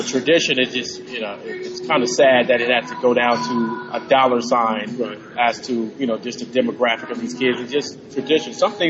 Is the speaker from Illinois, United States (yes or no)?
no; California, United States; I'm from California